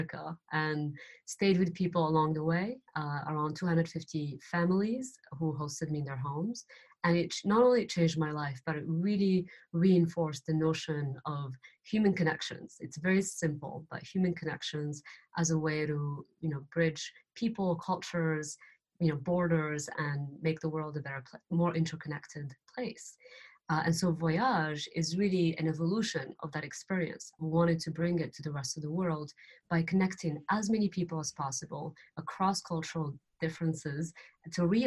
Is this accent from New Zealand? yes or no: no; Morocco; moved away; I'm from Morocco